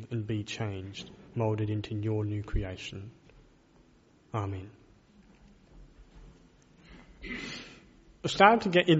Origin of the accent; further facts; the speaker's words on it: Adelaide, South Australia, Australia; also born or lived in Melbourne, Victoria; I was born in Melbourne, but moved here when I was 6 weeks old and have lived in Adelaide all my life since then.